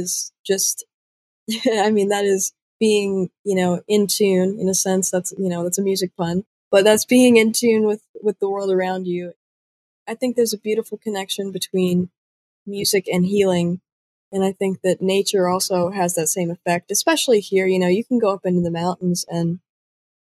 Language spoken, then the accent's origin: English; Pigeon Forge, Tennessee, United States; also born or lived in Huntsville, Alabama; I am from Pigeon Forge, Tennessee. I was originally born in Huntsville, Alabama, but we moved up here when I was about 4, so all the memories I really have of growing up are, you know, in the hills of Tennessee.